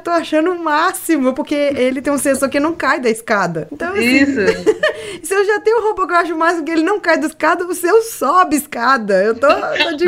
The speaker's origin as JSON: {"language": "Portuguese", "region": "Minas Gerais", "country": "Brazil", "said": "Oh! Minha terra!"}